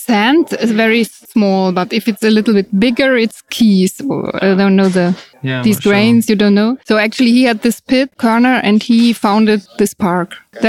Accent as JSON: {"language": "English", "area": "between Cologne and Bonn", "region": "North Rhine-Westphalia", "country": "Germany", "moved": "as an adult", "lives_now": "Berlin, Germany", "said": "From the Rhineland. It's between Cologne and Bonn."}